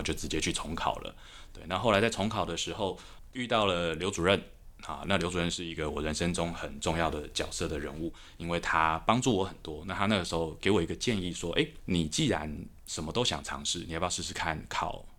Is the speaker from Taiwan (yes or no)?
yes; Taipei, Taiwan; 台北长大的小孩，然后我念高中是师大附中